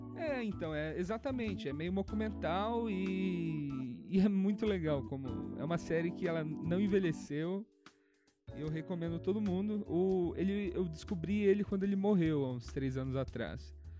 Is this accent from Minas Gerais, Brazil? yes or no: yes; Minas Gerais, Brazil; moved away as an adult; also born or lived in New York; now in São Paulo, Brazil; eu sou mineiro